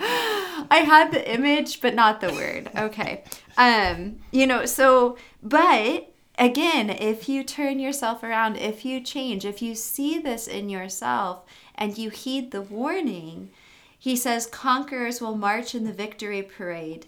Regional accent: United States; also born or lived in Africa; as an American

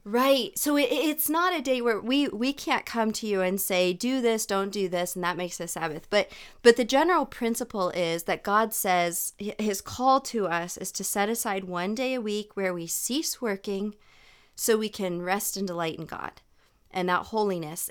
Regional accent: United States; I'm speaking as an American in the American culture

